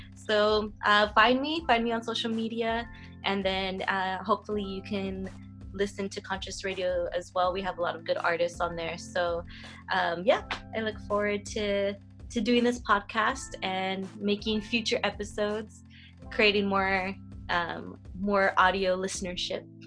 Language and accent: English; Whittier, California, United States; I'm from Whittier. I still live in Whittier and uh, Whittier, California, to be specific